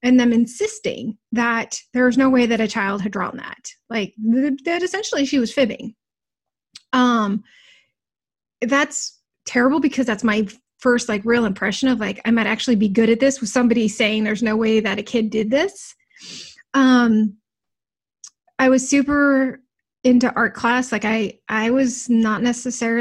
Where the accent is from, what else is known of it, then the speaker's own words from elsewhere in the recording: Fairbanks, Alaska, United States; I grew up in Fairbanks. So Fairbanks, Alaska is this tiny little